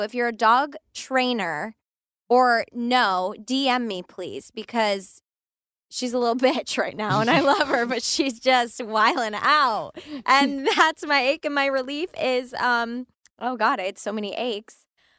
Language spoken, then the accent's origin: English; California, United States; We're from California.